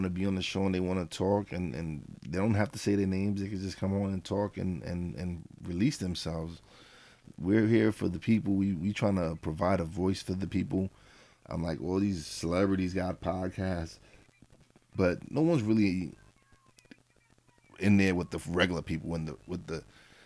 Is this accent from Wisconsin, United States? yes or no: no; New York City, New York, United States; moved away; we're from East New York, Brooklyn